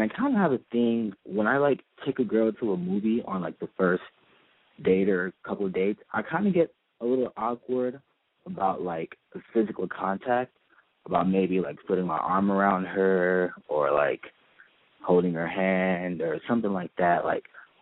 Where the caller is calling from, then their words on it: Los Angeles, California, United States; calling from Studio City